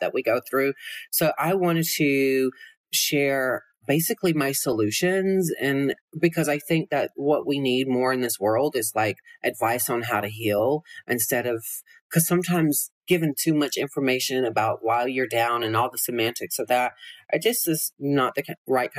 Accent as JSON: {"language": "English", "region": "Georgia", "country": "United States", "tie": "born or raised there", "also_born_or_lived": "Los Angeles", "moved": "as an adult", "lives_now": "Las Vegas, United States", "said": "growing up in Georgia"}